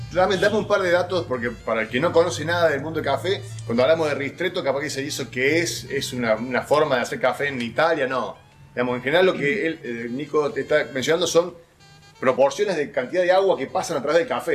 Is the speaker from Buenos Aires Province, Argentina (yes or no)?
no; Córdoba, Argentina; en la ciudad de Córdoba, mi ciudad natal